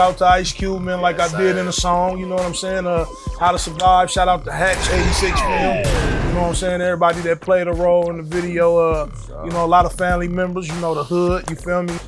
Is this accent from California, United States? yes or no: yes; San Francisco, California, United States; I'm from San Francisco, oh, Hunters Point